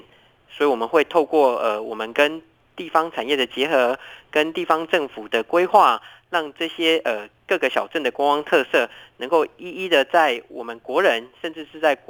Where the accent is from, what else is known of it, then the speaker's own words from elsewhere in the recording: Erlin, Changhua County, Taiwan; 呃，彰化的二林，